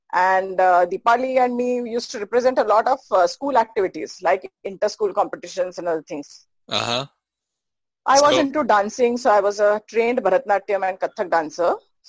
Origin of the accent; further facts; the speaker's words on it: Belgaum, Karnataka, India; I have studied in Belgaum, born and brought up in Belgaum.